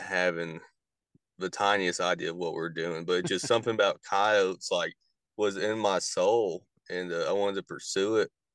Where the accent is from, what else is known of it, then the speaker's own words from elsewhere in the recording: Indiana, United States; moved away as an adult; now in Kentucky, United States; I grew up in Indiana